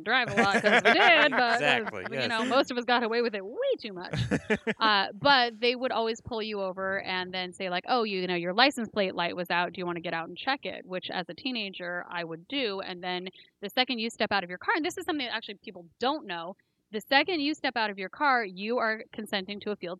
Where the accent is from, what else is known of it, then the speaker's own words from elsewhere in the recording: Southern Humboldt County, California, United States; growing up in Humboldt County, and especially in southern Humboldt County